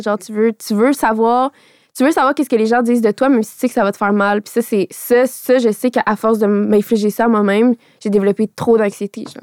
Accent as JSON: {"language": "French", "town": "Radisson", "region": "Quebec", "country": "Canada", "second_language": "French", "moved": "yes", "said": "Moi, je viens de Radisson"}